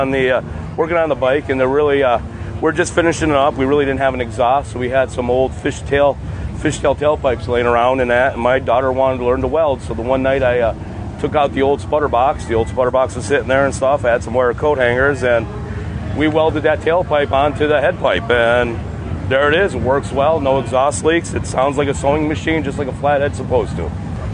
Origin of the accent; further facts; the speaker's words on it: Browndale, Pennsylvania, United States; I'm from Browndale, Pennsylvania.